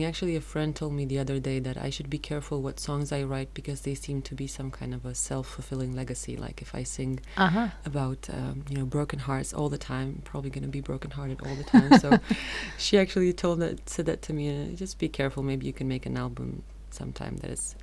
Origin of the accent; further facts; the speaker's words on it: Romania; I'm not from Bucharest, I'm from a small town.